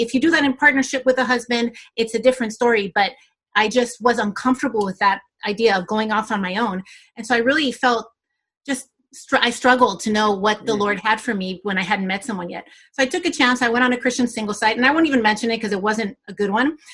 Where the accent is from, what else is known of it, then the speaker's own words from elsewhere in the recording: California, United States; moved away as an adult; also born or lived in Senegal; now in Montreal, Canada; I am from California originally and I am uh, of Colombian descent